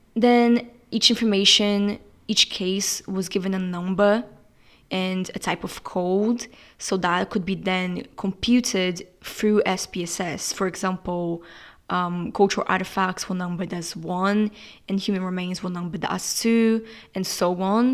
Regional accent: Brazil; moved away as an adult; now in England, United Kingdom; I'm from Brazil and I'm studying in England.

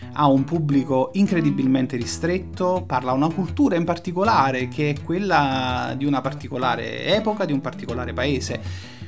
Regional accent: Naples, Campania, Italy; io da napoletano

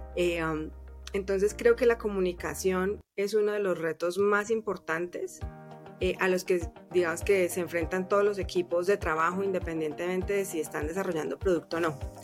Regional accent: Colombia; moved away as an adult; now in Mexico City, Mexico; soy colombiana de nacimiento y mexicana de corazón. Llevo 14 años en, en México.

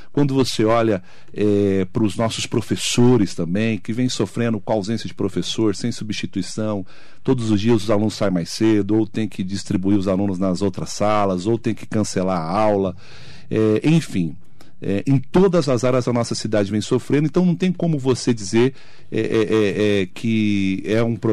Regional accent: Poá, São Paulo, Brazil; a gente é, lá de Poá

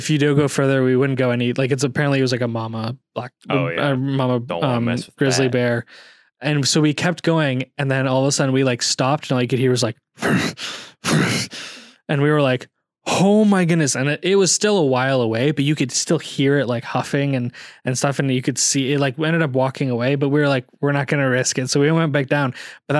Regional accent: Calgary, Alberta, Canada; born there; We actually ended up going early because I was born in Calgary.

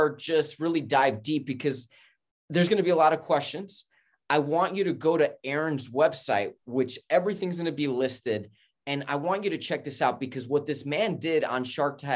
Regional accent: New York City, New York, United States; moved away; also born or lived in Florida / Los Angeles; I'm from Queens, New York, Astoria

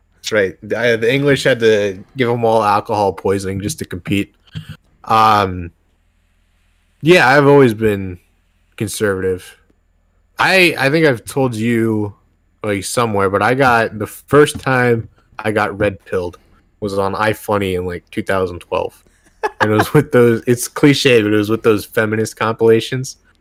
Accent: Northern Virginia, United States; I was raised in Northern Virginia

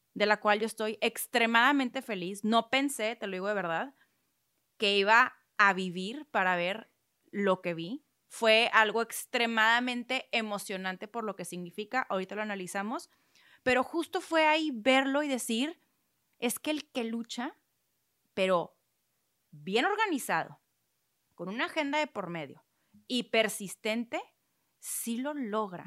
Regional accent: Mexico; Siempre como sociedad mexicana hemos estado de, o sea, la mayoría ha estado de una u otra forma muy apegado a las causas religiosas

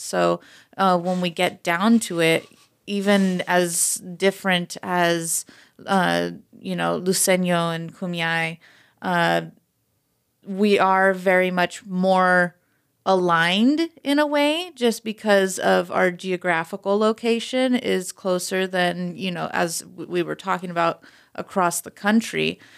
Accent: United States; was raised in this community

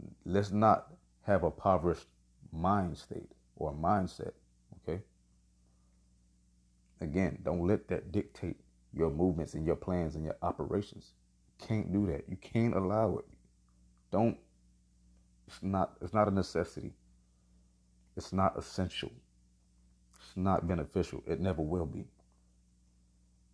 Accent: Miami, Florida, United States; Born and raised in the county of Dade. Man, I'm from Miami

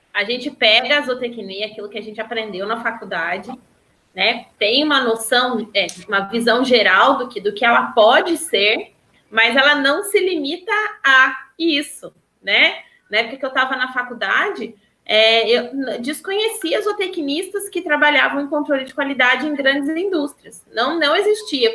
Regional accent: Pouso Alegre, Minas Gerais, Brazil; eu sou de Pouso Alegre

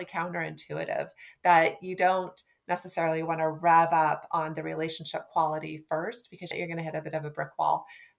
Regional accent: Nebraska, United States; I'm from Nebraska

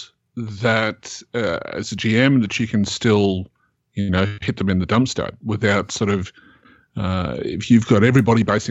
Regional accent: Australia; I'm Australian

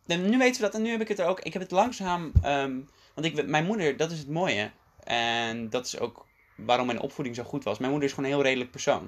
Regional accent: Dordrecht, South Holland, Netherlands; moved away as an adult; also born or lived in The Hague / South Korea; now in Utrecht, Netherlands; het grootste deel van mijn jeugd woonde mijn vader in Rotterdam en mijn moeder in Dordrecht. En ik woonde ook bij mijn moeder.

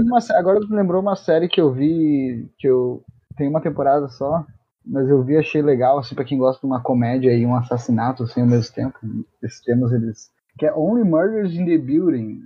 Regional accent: Rio Grande do Sul, Brazil; a gente é gaúcho

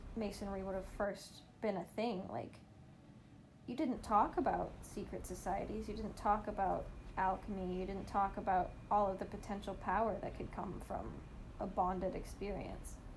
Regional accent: Canada

